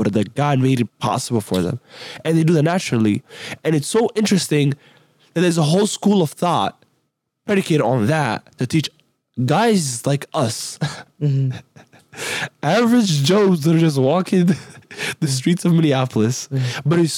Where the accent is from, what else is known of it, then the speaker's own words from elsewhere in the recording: Somalia; now in United States; I'm from Somalia. I was actually born in Somalia, right? I'm not from here.